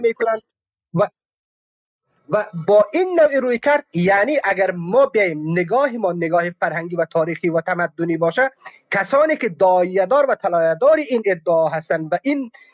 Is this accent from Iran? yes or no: no; Afghanistan; من افغانستانی هستم افغان هستم